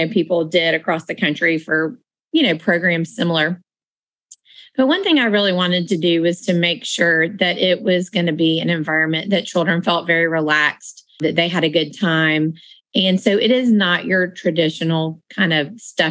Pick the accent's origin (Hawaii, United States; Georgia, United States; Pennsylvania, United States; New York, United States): Georgia, United States; Marietta; the Social Class started when I was growing up in Marietta